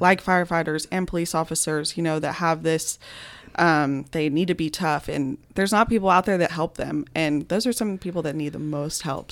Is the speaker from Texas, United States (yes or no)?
yes; Austin, Texas, United States; also born or lived in Lubbock; I grew up in Austin